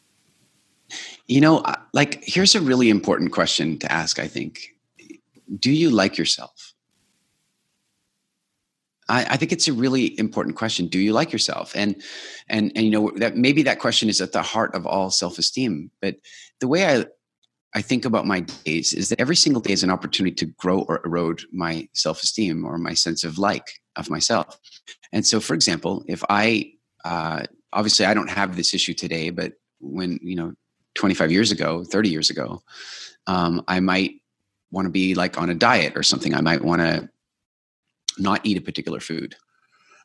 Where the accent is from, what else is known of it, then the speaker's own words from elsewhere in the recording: South Africa; moved away; I was born in South Africa